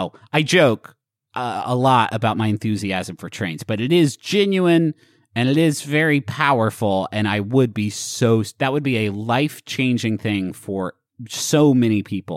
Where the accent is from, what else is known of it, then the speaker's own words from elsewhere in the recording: Huntington, West Virginia, United States; Growing up in Huntington